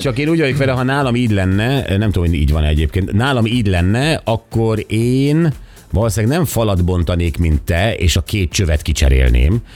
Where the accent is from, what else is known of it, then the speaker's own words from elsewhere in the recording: Budapest, Hungary; én úgy nőttem fel, hogy Budapest tele volt hamutartóval